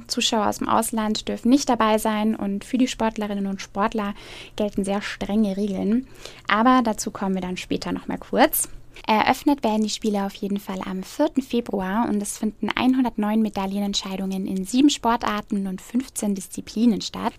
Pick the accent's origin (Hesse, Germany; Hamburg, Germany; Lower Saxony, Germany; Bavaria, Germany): Bavaria, Germany; Eckersmühlen; das ist tatsächlich auch mein Heimat Heimatort und da ist man als Eckersmühlner natürlich nochmal besonders stolz drauf